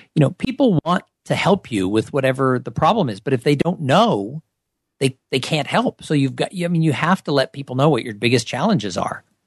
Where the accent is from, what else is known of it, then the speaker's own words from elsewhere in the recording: Southern California, United States; I grew up in Southern California